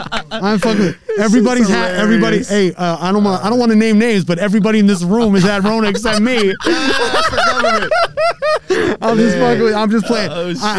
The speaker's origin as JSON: {"language": "English", "region": "West Coast", "country": "United States", "said": "I'm from the West Coast."}